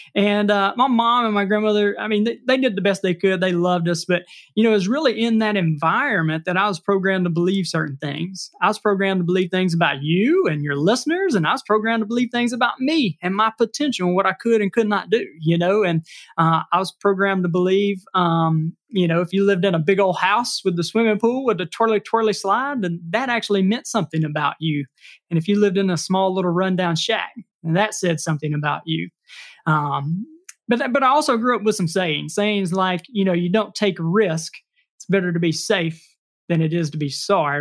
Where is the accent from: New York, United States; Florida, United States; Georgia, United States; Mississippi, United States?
Mississippi, United States; I am from Mississippi. I was raised here, but we traveled a good bit and moved back